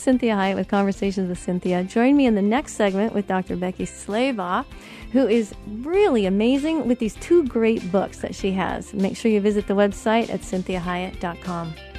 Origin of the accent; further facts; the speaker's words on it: Colorado, United States; moved away; I'm from Colorado